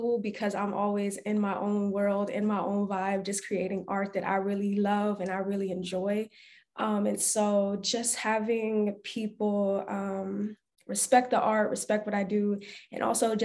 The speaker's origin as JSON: {"language": "English", "town": "Barnesville", "region": "Georgia", "country": "United States", "tie": "born or raised there", "said": "I was born and raised in a really small town in Barnesville, Georgia."}